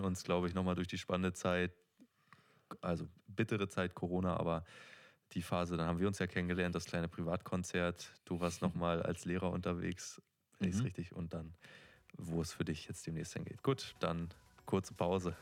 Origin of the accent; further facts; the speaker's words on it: Neustrelitz, Mecklenburg-Vorpommern, Germany; ich bin in Neustrelitz groß geworden